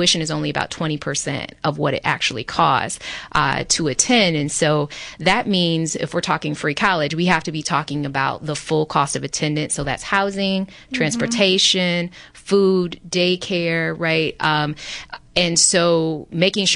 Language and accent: English; Michigan, United States; my home state of Michigan